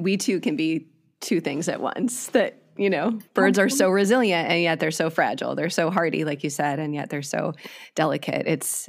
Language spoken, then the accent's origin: English; Wisconsin, United States; moved away as an adult; also born or lived in Nashville, Tennessee; now in California, United States; I grew up in Wisconsin, so yay Midwest